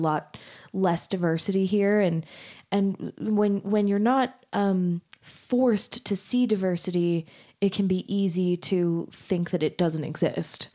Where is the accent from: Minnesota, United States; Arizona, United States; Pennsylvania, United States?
Arizona, United States; moved away as an adult; also born or lived in Texas; now in Utah, United States; I grew up in Arizona and then went to school in Texas